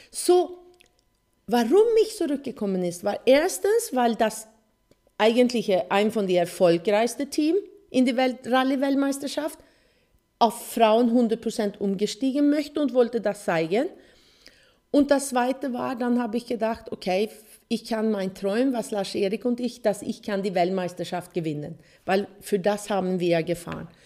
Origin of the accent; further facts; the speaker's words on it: Sweden; German is a second language; weil äh, Motorsport war, wo ich aufgewachsen bin in Schweden, äh, eine große Sache.